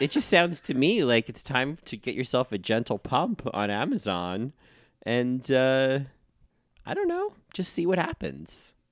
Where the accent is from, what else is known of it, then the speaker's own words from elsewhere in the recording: New York City, New York, United States; New Yorkers, we don't get over things